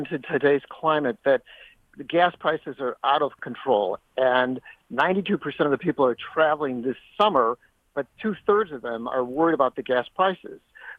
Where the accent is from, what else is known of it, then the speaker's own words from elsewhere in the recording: Midwest, United States; now in Richmond, United States; I'm from the Midwest